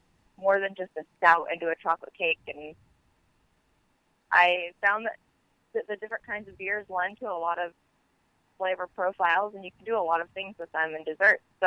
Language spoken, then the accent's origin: English; Santa Clarita, California, United States; moved away as an adult; now in Ventura, United States; I'm from Santa Clarita